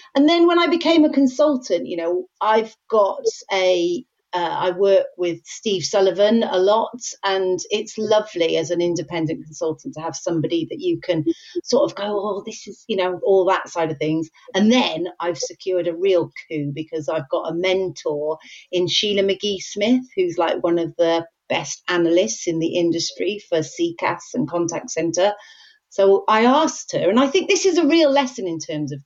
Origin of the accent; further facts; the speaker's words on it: Wales, United Kingdom; I'm Welsh